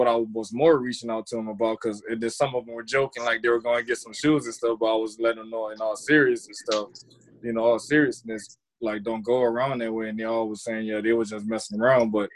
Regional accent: the South, United States; now in Minneapolis, United States; growing up in the South

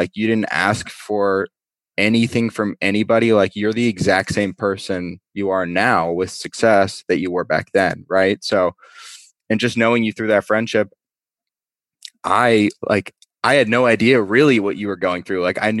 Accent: Las Vegas, Nevada, United States; born there; I was born in Vegas, which people are always like, what? You were born in Vegas?

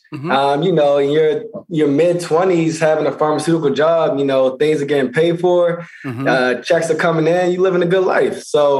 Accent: Baltimore, Maryland, United States; also born or lived in Pennsylvania; Yeah, originally Baltimore, Maryland, and went to high school in Pennsylvania.

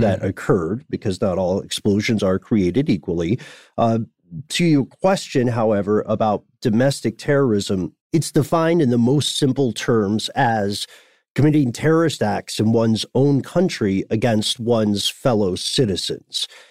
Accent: Nashville, Tennessee, United States; my hometown

